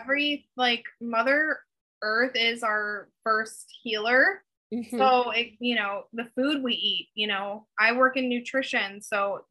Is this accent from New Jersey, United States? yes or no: no; the Bay Area, Northern California, United States; I grew up in Northern California